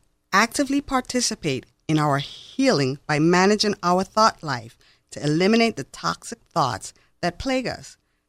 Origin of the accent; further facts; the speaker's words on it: U.S. Virgin Islands; I am originally from the Virgin Islands.